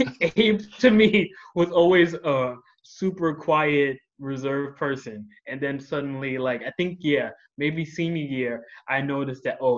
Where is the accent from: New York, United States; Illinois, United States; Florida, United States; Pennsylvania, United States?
New York, United States; New York City; 27, from the Bronx.